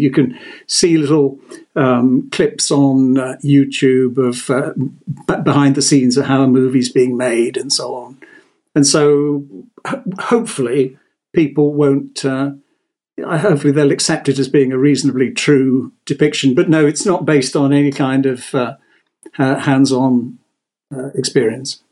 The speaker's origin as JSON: {"language": "English", "town": "Exeter", "region": "South West England", "country": "United Kingdom", "tie": "born or raised there", "also_born_or_lived": "Italy", "moved": "as an adult", "said": "I was born and bred in Exeter, so we went to Exeter School"}